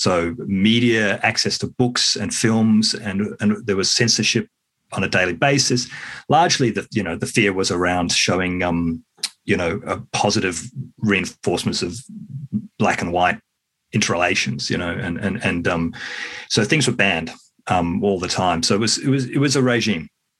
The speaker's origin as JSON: {"language": "English", "country": "New Zealand", "lives_now": "Australia", "said": "I should have said yes. I'm from New Zealand."}